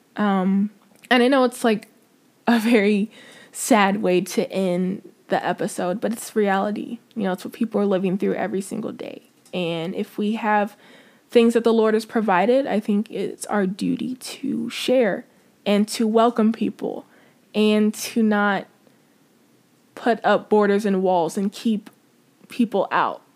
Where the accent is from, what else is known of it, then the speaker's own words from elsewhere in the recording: United States; as American Christians, we forget how privileged we are and how lucky we are to live where we live